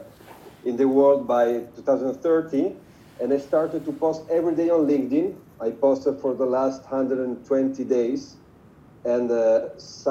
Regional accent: Italy; I'm from Italy.

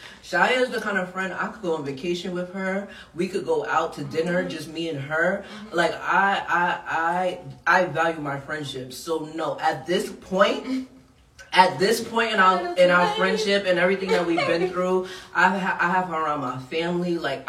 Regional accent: Queens, New York, United States; Y'all know I'm from the hood. I'm from Southside Jamaica, Queens.

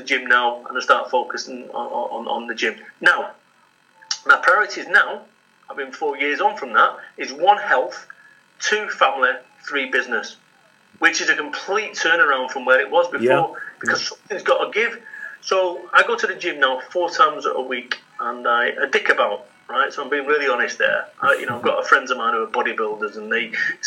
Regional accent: Salford, North West England, United Kingdom; I'm from Salford, Manchester

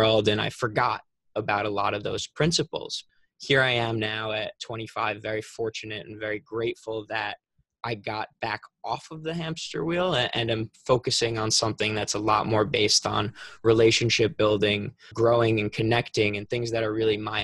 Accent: Long Island, New York, United States; I'm from Long Island, New York, so not New York City, it's like an hour away

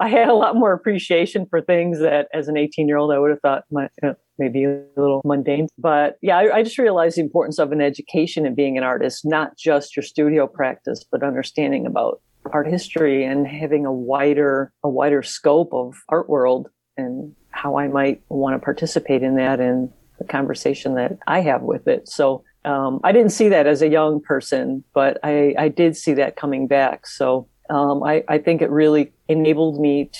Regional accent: Chicago and then Northwest Indiana, United States; I grew up in the Chicago and then Northwest Indiana area

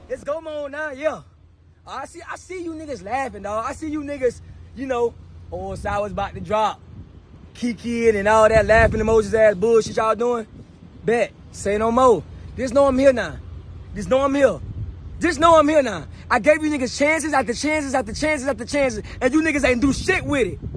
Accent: Jacksonville, Florida, United States; I'm from Jacksonville, Florida, Duval.

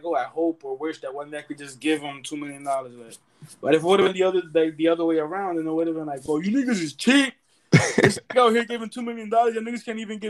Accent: New York, United States; Because we are from New York and 50 is from New York, but...

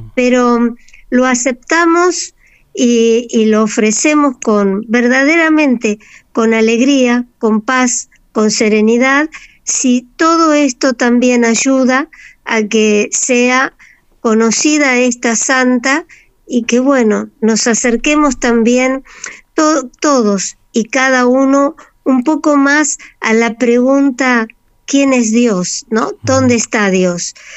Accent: Argentina; somos nosotros los argentinos

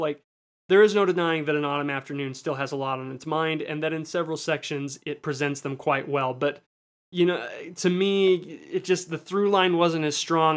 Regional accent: United States; me as an American viewer

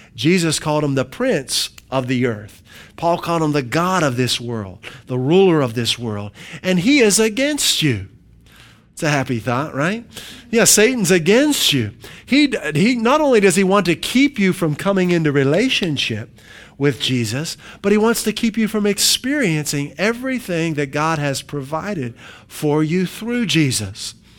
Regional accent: Pennsylvania, United States; moved away; when I grew up in Pennsylvania

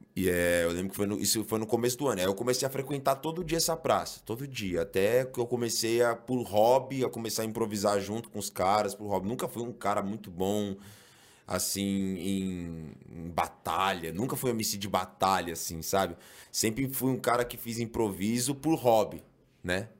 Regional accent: São Paulo, Brazil; eu sou da Zona Norte de São Paulo. Eu sou é, criado na Vila Maria, né? Mas, assim, me mudei bem cedo ali para o Mandaqui

